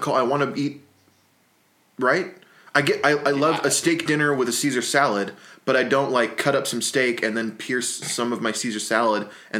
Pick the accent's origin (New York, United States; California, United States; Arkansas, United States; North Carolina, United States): California, United States; Whittier; People in Southern California, when they ask where you're from, I say Whittier.